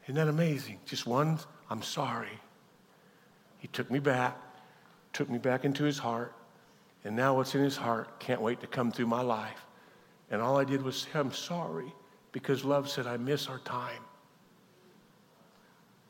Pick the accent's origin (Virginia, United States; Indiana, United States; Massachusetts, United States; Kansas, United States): Kansas, United States; I'm from Kansas. We're not enlightened.